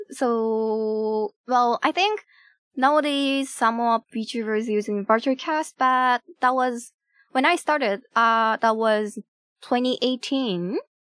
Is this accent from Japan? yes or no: yes; Japan; first language Japanese; English is a second language; my native language is Japanese